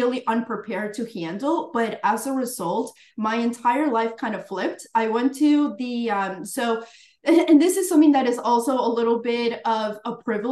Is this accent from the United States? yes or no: yes; Florida, United States; also born or lived in Colombia; I was born in Florida, then went back to Colombia, and then came back when I was like around 8 years old